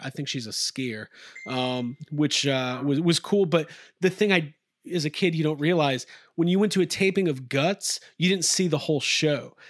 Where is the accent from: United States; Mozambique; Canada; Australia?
United States; Atlanta, Georgia; I grew up in Atlanta we're in Atlanta